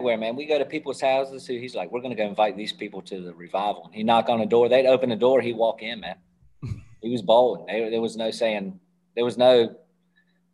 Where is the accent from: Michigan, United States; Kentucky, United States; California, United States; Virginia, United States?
Virginia, United States; Hampton; I grew up in Hampton, Virginia. Is where I grew up